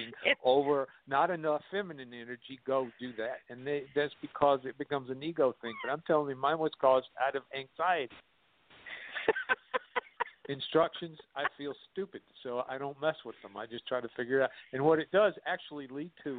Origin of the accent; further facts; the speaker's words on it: South Carolina, United States; I grew up in South Carolina and went to school there